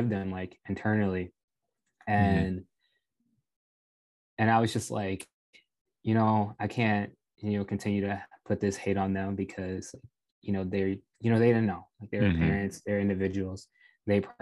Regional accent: Rockford, Illinois, United States; I grew up in Rockville, Illinois

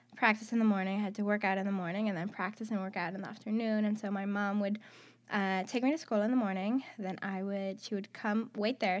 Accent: Athens, Attica, Greece; moved away as an adult; also born or lived in Houston, Texas / Kansas; I am from Athens, Greece. I was born in Athens.

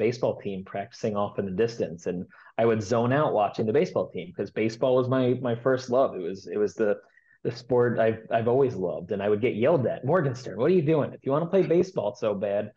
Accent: East Hanover, New Jersey, United States; also born or lived in Indiana; I'm originally a East Hanover, New Jersey, which is about 20 minutes west of New York City. Grew up there first 18 years of my life

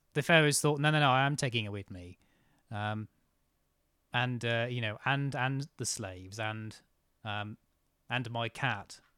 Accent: near Cambridge, East of England, United Kingdom; I grew up near Cambridge

